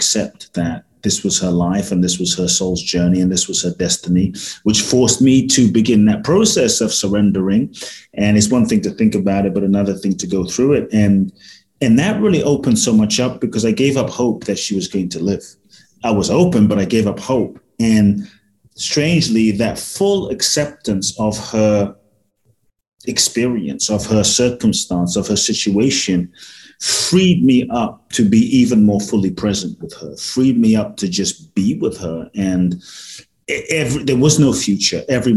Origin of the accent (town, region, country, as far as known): London, United Kingdom; born or raised there; also born or lived in Ghana